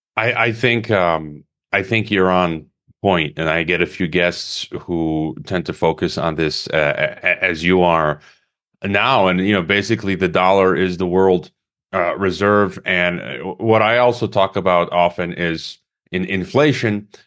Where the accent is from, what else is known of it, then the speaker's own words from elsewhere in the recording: Chicago, Illinois, United States; moved away as an adult; also born or lived in Mongolia; I was born in Chicago in Illinois, even though I'm a Croatian citizen and uh, Mexican